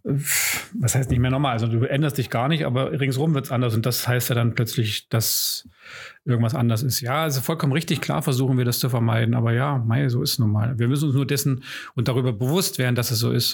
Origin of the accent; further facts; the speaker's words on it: Germany; als Deutsche